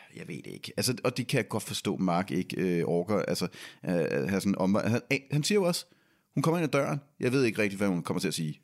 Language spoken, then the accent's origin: Danish; Denmark; vi er fra Danmark